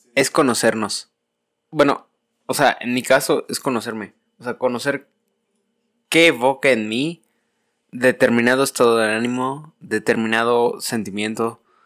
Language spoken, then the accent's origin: Spanish; Yucatán, Mexico; now in Mexico City, Mexico; yo me siento yucateco y yo siento una obligación personalmente, De regresar